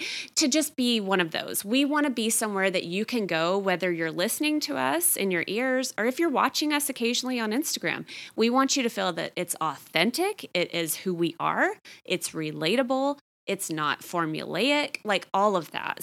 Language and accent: English; Texas, United States; I grew up in Texas.